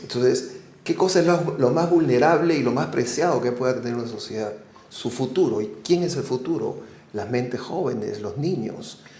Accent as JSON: {"language": "Spanish", "country": "Peru", "said": "fuimos los dos oficiales peruanos"}